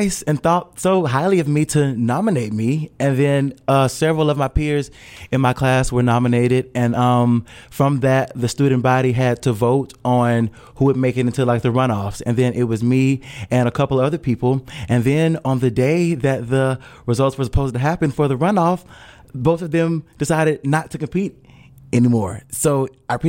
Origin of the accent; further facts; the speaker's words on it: Hattiesburg, Mississippi, United States; moved away as an adult; now in Louisville, United States; me being born and raised in Hattiesburg and being in Louisville, Kentucky